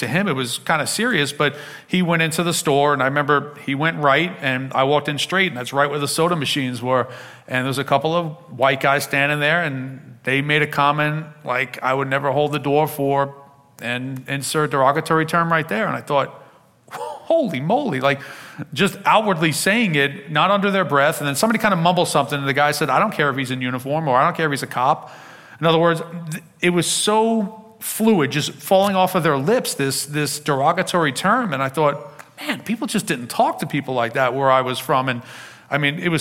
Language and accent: English; Long Island, New York, United States; also born or lived in Queens, New York City; I was born in Queens in New York City, but at a very young age, I moved out to Long Island to go to a good public school